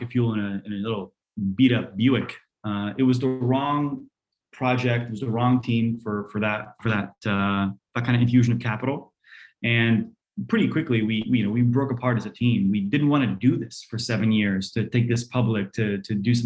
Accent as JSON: {"language": "English", "region": "New Jersey", "country": "United States", "tie": "born or raised there", "also_born_or_lived": "Poland", "second_language": "English", "said": "I came to America, to New Jersey. You know, mom was a teacher, dad was a computer scientist. We all three got there around age 6 for me. We didn't know any of the language."}